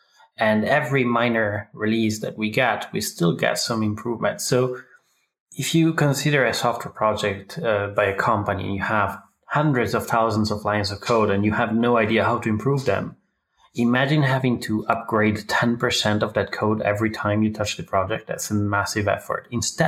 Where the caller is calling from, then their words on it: Frankfurt, Hesse, Germany; I'm calling from the Frankfurt area here in Middle Germany.